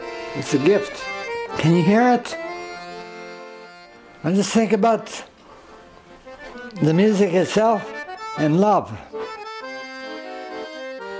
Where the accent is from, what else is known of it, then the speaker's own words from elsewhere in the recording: Timmins, Ontario, Canada; now in Toronto, Canada; I was born and bred in Timmins, Ontario, Northern Ontario